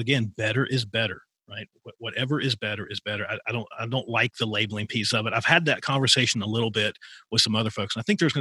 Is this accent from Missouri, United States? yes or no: no; rural Appalachia, Virginia, United States; I grew up in rural Appalachia, so I was about an hour from Virginia Tech.